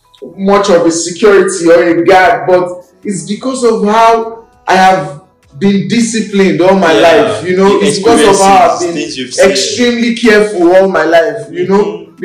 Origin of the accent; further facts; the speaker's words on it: Nigeria; As a Nigerian